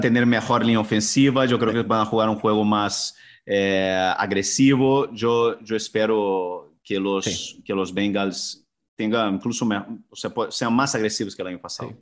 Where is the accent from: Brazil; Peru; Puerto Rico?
Brazil; now in Spain; la cultura de donde vengo yo, que es, que es del fútbol brasileño